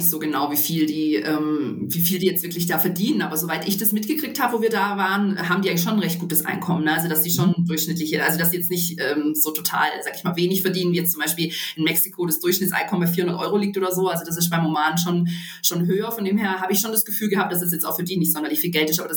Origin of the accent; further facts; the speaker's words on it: Baden-Württemberg, Germany; wie man das vielleicht von der Schweiz, Österreich oder Schwarzwald, wo ich herkomme, kenne, kennt